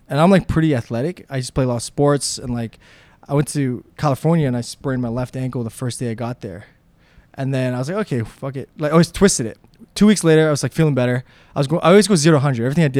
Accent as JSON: {"language": "English", "country": "Slovakia", "second_language": "English", "lives_now": "Toronto, Canada", "said": "when I came from Slovakia to Toronto, I was very poor, like I said."}